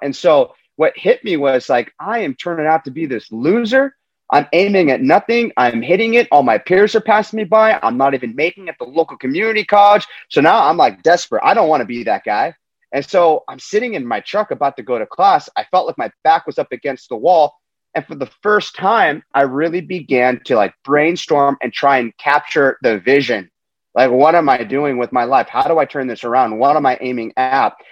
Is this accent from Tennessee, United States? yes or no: no; Huntington Beach, California, United States; I'm coming to you from Huntington Beach, uh, California, which is just my hometown